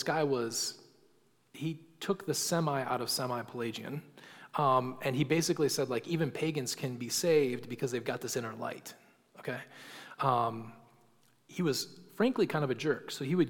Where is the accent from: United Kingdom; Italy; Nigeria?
United Kingdom; England; because we're English and we don't use gendered language.